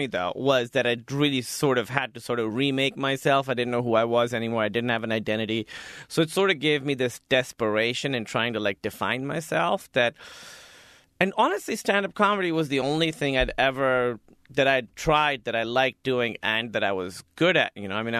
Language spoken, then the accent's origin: English; Pakistan; It's tough, you know, because Pakistan is very being Muslim. I think is part of being Pakistani, being religious Muslim.